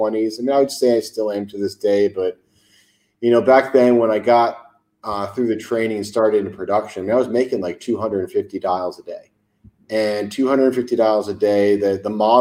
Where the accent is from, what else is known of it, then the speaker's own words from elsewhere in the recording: Farmington, Connecticut, United States; moved away as an adult; also born or lived in Boston; I grew up in Farmington, Connecticut, went to an old boys boarding school, Avon Old Farms in Connecticut